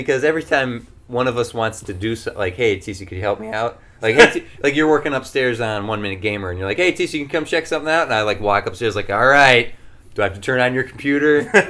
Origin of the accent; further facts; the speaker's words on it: California, United States; yes, I remember my time fondly growing up in Southern California.